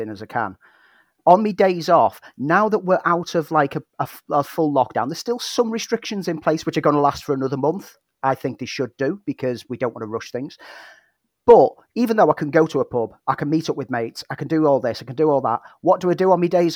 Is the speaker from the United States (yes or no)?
no; Prescot, North West England, United Kingdom; moved away; St. Helens, back home, just on the outskirts of Prescott, which is my hometown